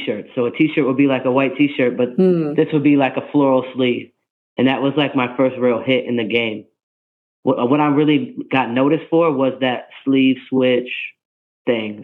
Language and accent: English; New York, United States; I'm from New York